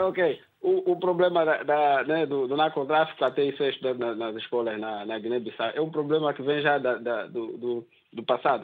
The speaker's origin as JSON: {"language": "Portuguese", "country": "Angola", "said": "como angolano"}